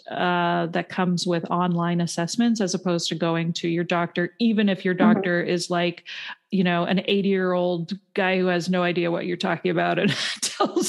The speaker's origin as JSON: {"language": "English", "country": "Canada", "tie": "born or raised there", "moved": "as an adult", "lives_now": "United States", "said": "I grew up in Canada and moved to the States when I was 27"}